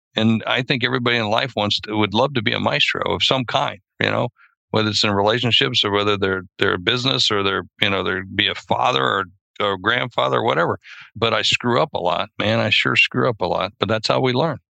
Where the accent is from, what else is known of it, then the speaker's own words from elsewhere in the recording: South Dakota, United States; I'm from South Dakota and we hunt prairie dogs